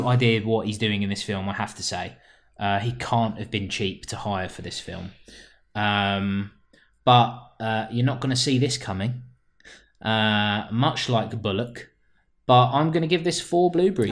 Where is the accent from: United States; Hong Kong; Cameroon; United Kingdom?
United Kingdom; London; I am a Londoner